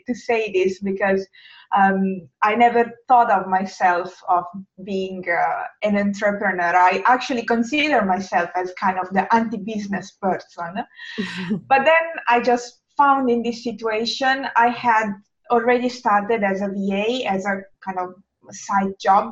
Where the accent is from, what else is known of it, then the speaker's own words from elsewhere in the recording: Italy; English is a second language; moved away as an adult; now in Helsinki, Finland; as you probably may guess from my accent, I'm not native English speaker, and in fact, I'm Italian, but I don't live in Italy.